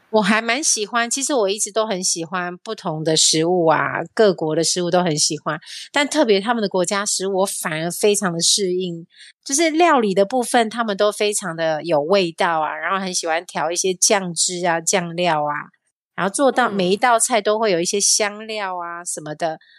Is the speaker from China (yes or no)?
no; Taiwan; 因为我们台湾人、亚洲人的体质就是